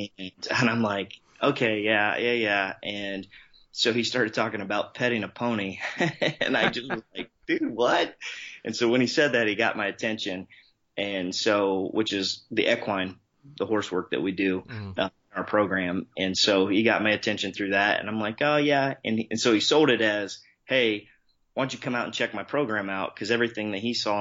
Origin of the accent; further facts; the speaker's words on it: Columbus, Ohio, United States; born and raised, Columbus, Ohio, Midwest guy